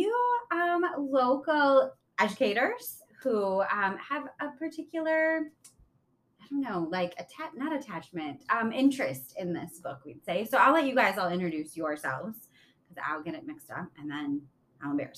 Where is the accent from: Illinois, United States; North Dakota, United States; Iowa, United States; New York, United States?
Illinois, United States; moved away as an adult; now in Wisconsin, United States; I grew up in Illinois and came to Wisconsin to go to college